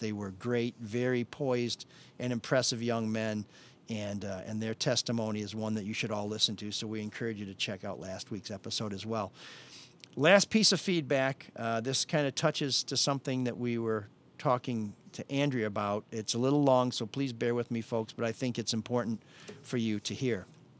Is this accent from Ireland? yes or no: no; Detroit, Michigan, United States; I was born and raised in Detroit.